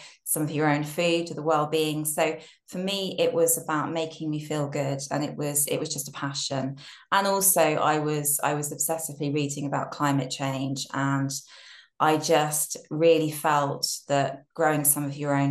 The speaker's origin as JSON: {"language": "English", "town": "Brighton", "region": "South East England", "country": "United Kingdom", "moved": "yes", "said": "I'm from Brighton originally"}